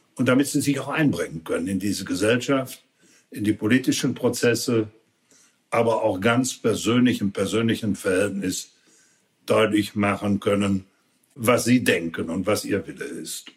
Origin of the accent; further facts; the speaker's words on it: Dormagen, North Rhine-Westphalia, Germany; ich Bürgermeister meiner Heimatstadt Dormagen war